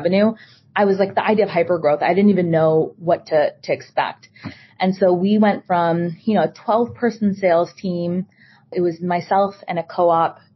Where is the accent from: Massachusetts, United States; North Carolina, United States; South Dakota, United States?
Massachusetts, United States; Boston; born and raised in Boston, Massachusetts.